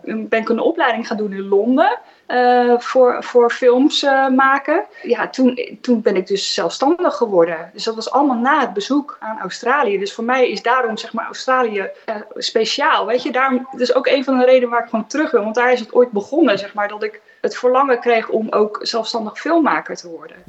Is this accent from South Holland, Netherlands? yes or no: yes; Katwijk, South Holland, Netherlands; now in Rijnsburg, Netherlands; Ik kom niet uit het Westland, ik kom uit Katwijk